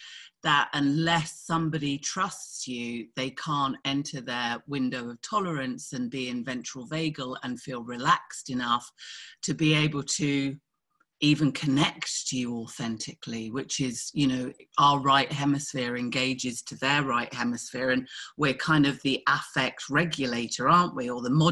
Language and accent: English; United Kingdom; I grew up in Thatcher.